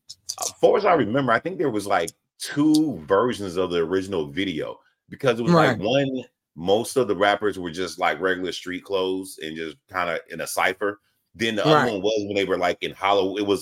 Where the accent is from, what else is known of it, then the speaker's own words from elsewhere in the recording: the South, United States; I'm from the South, so I always remember the remix with ….